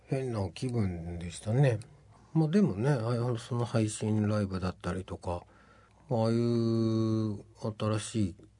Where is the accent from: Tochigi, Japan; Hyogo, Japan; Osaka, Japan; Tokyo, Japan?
Tochigi, Japan; 僕栃木なんですけど